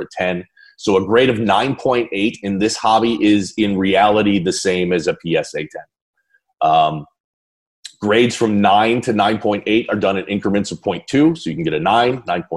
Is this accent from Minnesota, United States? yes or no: no; Chicago suburbs, Illinois, United States; I was born in the Chicago suburbs